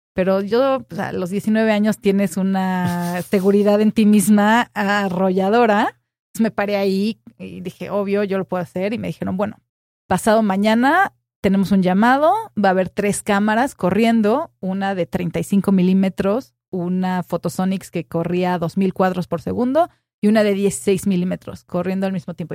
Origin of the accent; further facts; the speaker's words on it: Cuernavaca, Morelos, Mexico; moved away as an adult; also born or lived in Mexico City; yo crecí en Cuernavaca